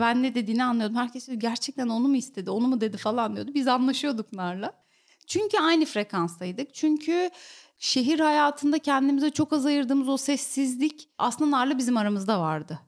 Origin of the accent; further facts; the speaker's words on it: İskenderun, Hatay, Turkey; moved away as an adult; now in Istanbul, Turkey; Ben İskenderunluyum. Üniversiteyle birlikte İstanbul'a geldim.